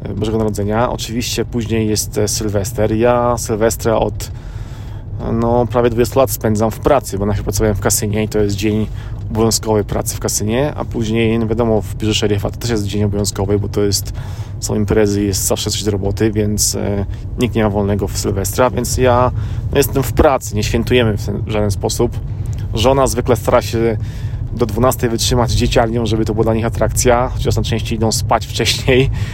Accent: Poland; now in United States; ja jestem z Polski, żona jest z Filipin, a mieszkamy w Ameryce

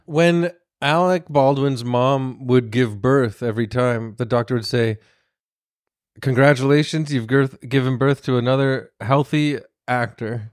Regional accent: Toronto, Ontario, Canada; I'm from Toronto

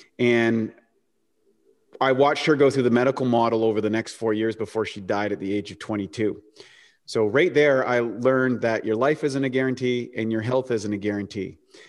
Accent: New Brunswick, Canada; I grew up in the rural part of New Brunswick, Canada, which is up by Maine, which was and kind of played hockey and everything.

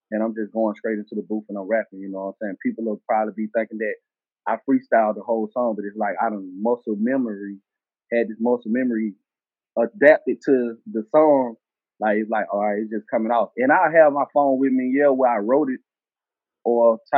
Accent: the South, United States; accent: southern; Uh, I'm from the South. My tone, my tone of voice, my rap voice or whatever they want to call it, my tone is southern, raw, you know.

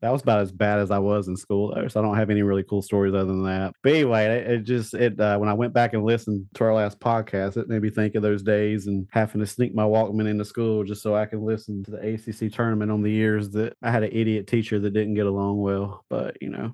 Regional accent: Eastern North Carolina, United States; I grew up in Eastern North Carolina

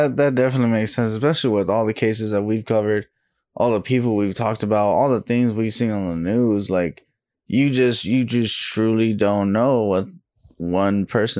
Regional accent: Texas, United States; accent: country; I'm from Texas.

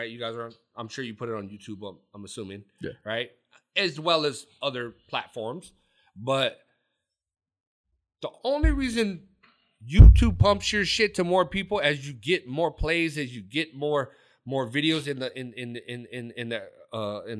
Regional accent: California, United States; And you got to remember, I was from I'm from Orange County.

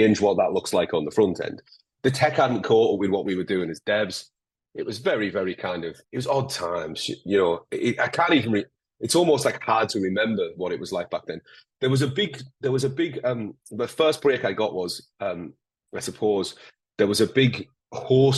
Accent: Northern England, United Kingdom; accent: Northern English, a little bit Scottish; between Geordie, Scouse and Scottish; I'm particularly Northern English, a little bit Scottish. So I'm kind of like between Newcastle, Liverpool, and Scotland.

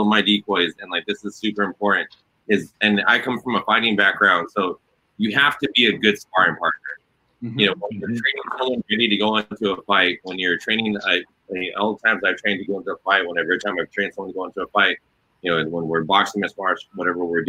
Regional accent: California, United States; I'm from California

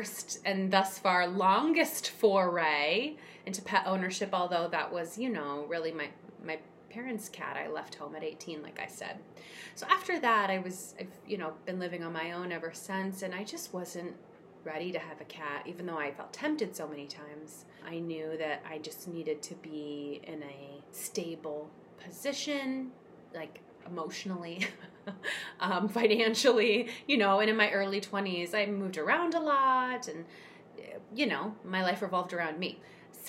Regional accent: Seattle, Washington, United States; moved away as an adult; also born or lived in Chicago; I moved away from home when I was 18. I moved from the Seattle area to Chicago, where I went to school.

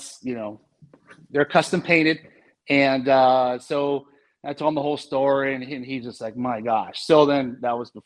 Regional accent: West Coast, United States; we're from the West Coast

